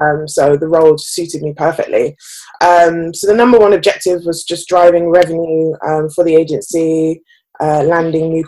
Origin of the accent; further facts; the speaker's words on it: Birmingham, West Midlands, United Kingdom; moved away as an adult; now in London, United Kingdom; I am 26 years old. Um, I'm actually originally from Birmingham, although I've lost the accent. It's no longer there. Um, and I moved to London around about six years ago.